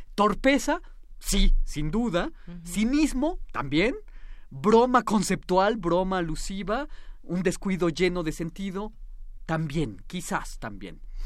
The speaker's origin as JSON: {"language": "Spanish", "country": "Mexico", "said": "nuestras imágenes cohesionantes como ciudadanos mexicanos"}